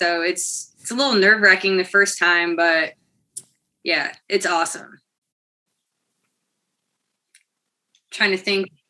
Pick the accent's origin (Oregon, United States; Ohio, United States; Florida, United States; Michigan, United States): Ohio, United States; Swanton; also born or lived in Toledo, Ohio; I'm pretty much from here, Toledo, Ohio. Grew up in Swanton, Ohio, which is just like a half hour or so west of here. So out in the country.